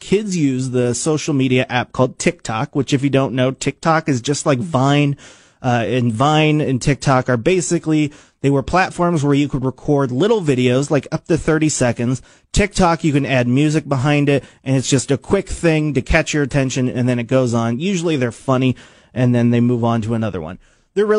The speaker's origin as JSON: {"language": "English", "country": "United States", "tie": "born or raised there", "said": "I grew up in Washington and I went to Washington Middle School"}